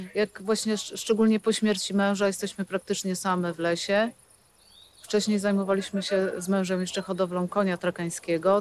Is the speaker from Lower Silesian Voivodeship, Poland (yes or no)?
no; Wolin, West Pomeranian Voivodeship, Poland; Po prostu urodziłam się w Bolinie